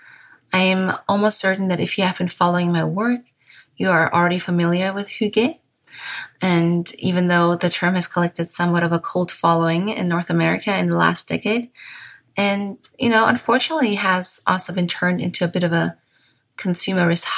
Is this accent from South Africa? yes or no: no; Bavaria, Germany; first language German; English is a second language